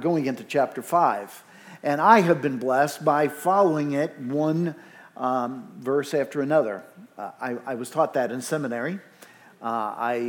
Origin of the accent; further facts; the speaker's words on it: New York City, New York, United States; I'm from New York City